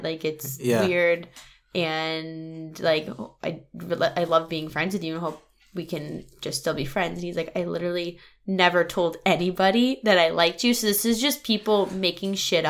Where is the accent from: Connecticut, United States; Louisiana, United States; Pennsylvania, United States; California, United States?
Connecticut, United States; Wallingford; I grew up in Wallingford and I run into so many people I don't want to see, I can't live there.